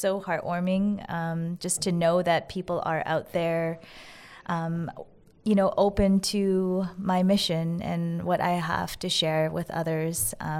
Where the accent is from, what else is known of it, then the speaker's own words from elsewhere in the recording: Winnipeg, Manitoba, Canada; I grew up in Winnipeg, the world capital of Slurpees.